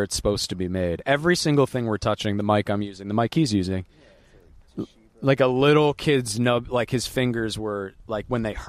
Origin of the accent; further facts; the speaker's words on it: United States; As an American